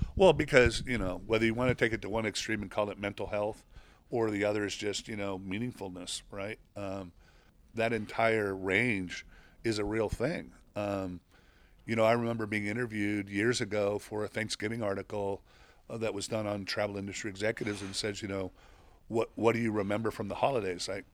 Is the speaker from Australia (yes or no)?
no; Mexico; moved away; I grew up in Mexico